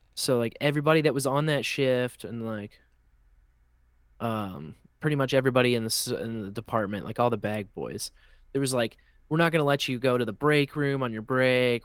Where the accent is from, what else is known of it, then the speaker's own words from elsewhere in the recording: Kansas City, Missouri, United States; I grew up here in the Kansas City area